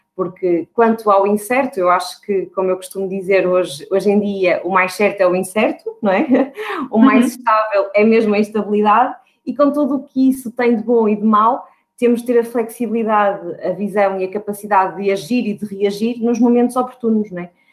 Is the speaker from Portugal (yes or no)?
yes; Porto, Norte, Portugal; eu tenho 35 anos, sou do Porto